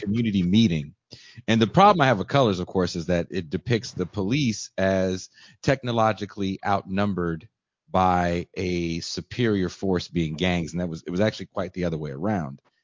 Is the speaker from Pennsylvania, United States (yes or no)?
no; Richmond, California, United States; also born or lived in Oakland, California; I was born in Oakland, grew up in Richmond, California